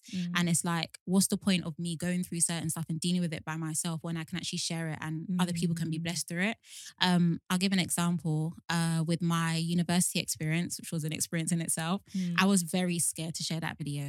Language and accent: English; Nigeria; as a Nigerian